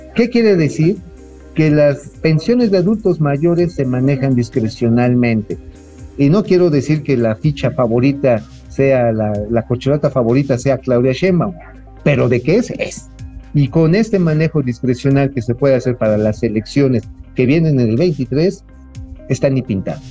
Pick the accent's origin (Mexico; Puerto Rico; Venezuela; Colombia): Mexico; Tabasco; yo sí conozco la zona, ya saben que tengo mi patria chica por allá